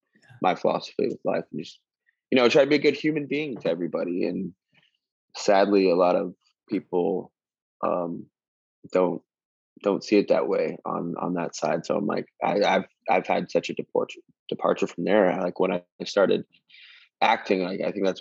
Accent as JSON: {"language": "English", "region": "Northern Arizona", "country": "United States", "also_born_or_lived": "Germany", "said": "I come from Arizona. I'm Hualapai. I'm from tribe Hualapai. We're from Northern Arizona, like Grand Canyon area."}